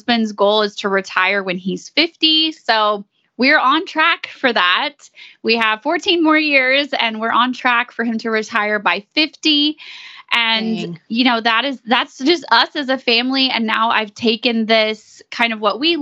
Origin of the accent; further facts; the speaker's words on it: East Texas, United States; We are from East Texas